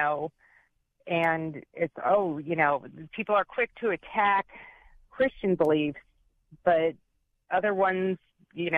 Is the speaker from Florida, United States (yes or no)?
no; Michigan, United States; now in Clearwater, United States; I'm from Michigan